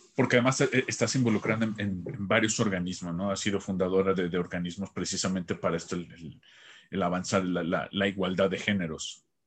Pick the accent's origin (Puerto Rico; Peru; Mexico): Mexico; como decimos en México